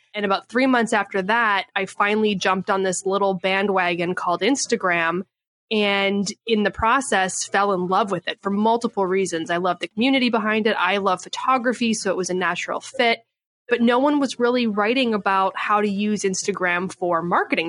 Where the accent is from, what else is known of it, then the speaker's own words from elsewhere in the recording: Canada; moved away as an adult; now in San Diego, United States; I was born and raised in Canada